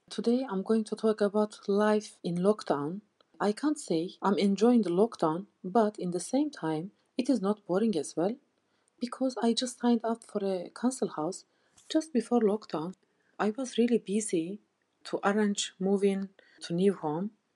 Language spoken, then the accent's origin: English; Turkey; English is a second language; moved away as an adult; now in Leeds, United Kingdom; I'm from Turkey